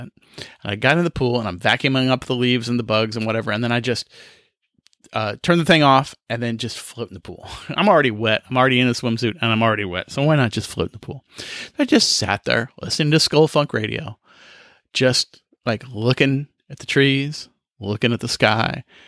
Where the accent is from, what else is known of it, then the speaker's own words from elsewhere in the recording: Kansas, United States; now in South Carolina, United States; I grew up in Kansas where we had five days of fireworks